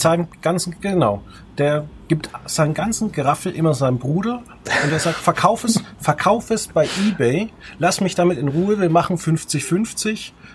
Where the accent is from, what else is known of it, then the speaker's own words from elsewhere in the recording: Veitshöchheim area, Franconia, Bavaria, Germany; neben meiner Heimatgemeinde in Veitshöchheim